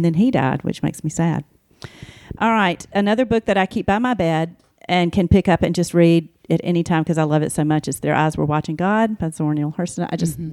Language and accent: English; Alabama, United States; I grew up in Alabama